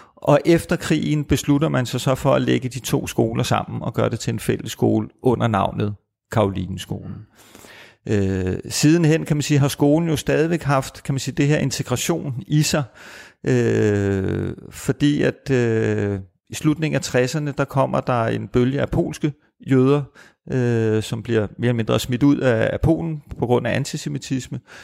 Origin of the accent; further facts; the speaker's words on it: Copenhagen, Capital Region of Denmark, Denmark; jeg er født og opvokset i København